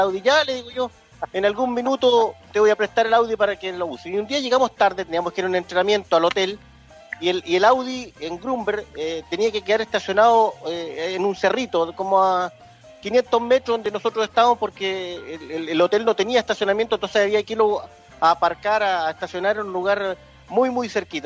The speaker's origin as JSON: {"language": "Spanish", "country": "Chile", "said": "yo soy chileno"}